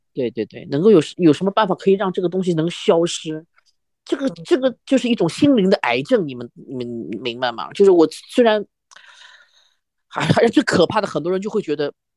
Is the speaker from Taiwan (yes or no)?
no; Shanghai, China; 我们上海话有句叫“母窟窿”